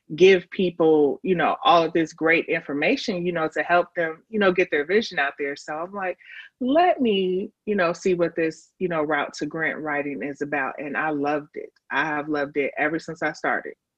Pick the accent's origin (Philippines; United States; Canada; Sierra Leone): United States; Chicago, Illinois; moved away as an adult; now in Nashville, United States; I am from Chicago, but um, I have been living in Nashville. Um, I came out here for college and just stayed.